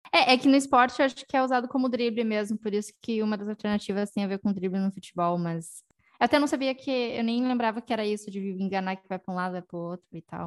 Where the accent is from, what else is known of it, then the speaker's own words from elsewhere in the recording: Porto Alegre, Rio Grande do Sul, Brazil; moved away as an adult; now in Portugal; nós somos de Porto Alegre